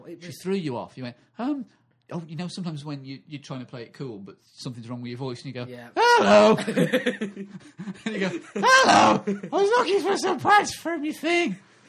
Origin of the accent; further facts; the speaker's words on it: Swansea, Wales, United Kingdom; because I'm a housewife from Swansea.